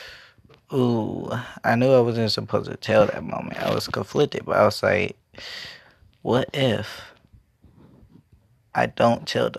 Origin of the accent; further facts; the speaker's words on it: Raleigh, North Carolina, United States; I grew up in Raleigh. Normal Raleigh kid